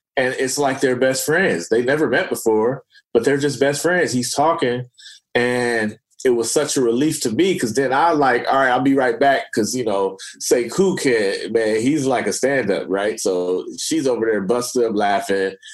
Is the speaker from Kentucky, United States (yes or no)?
no; Oakland, California, United States; I'm from Oakland